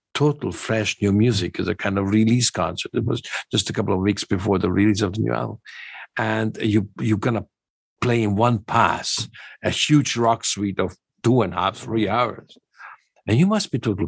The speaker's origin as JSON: {"language": "English", "region": "Budapest", "country": "Hungary", "tie": "born or raised there", "moved": "yes", "said": "I was born in Budapest"}